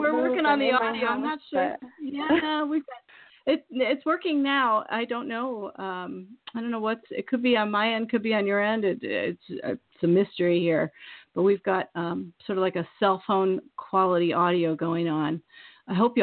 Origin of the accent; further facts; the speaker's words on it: Midwest, United States; I'm from the Midwest